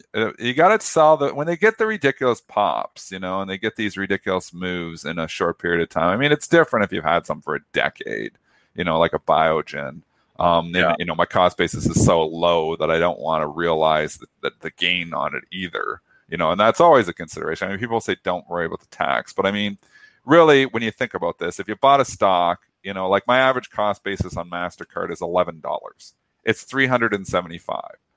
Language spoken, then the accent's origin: English; Canada